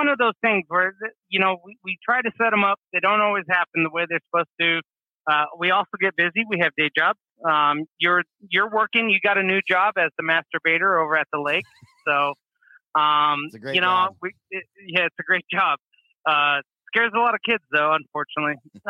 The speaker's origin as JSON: {"language": "English", "region": "Oregon", "country": "United States", "said": "I'm from Oregon."}